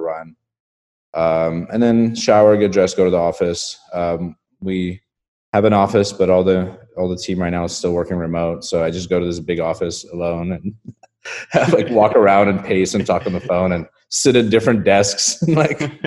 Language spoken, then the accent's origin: English; Estonia; moved away; I grew up in a country called Estonia